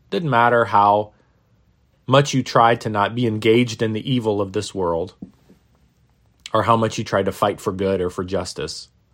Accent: Maine, United States; When I was a little kid growing up in Maine, uh, in the northeastern United States

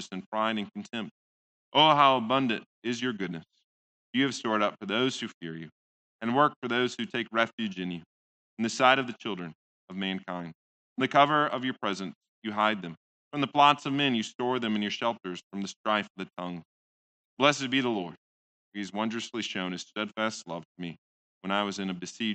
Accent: Midwest, United States; most Dutchmen, at least the ones I grew up with in the Midwest

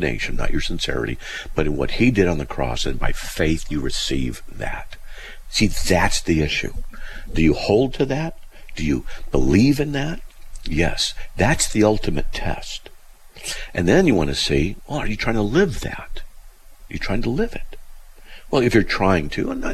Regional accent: Buena Park, California, United States; also born or lived in Riverside; I grew up in Buena Park, you know, Riverside

